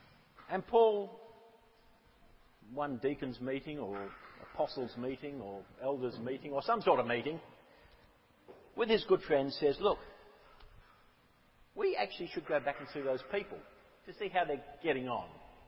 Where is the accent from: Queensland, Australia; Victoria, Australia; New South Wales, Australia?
Queensland, Australia; Rolling Stone; now in Golden Bay, New Zealand; teenager, I grew up in Rolling Stone, and it took me about 45 years to get to Golden Bay.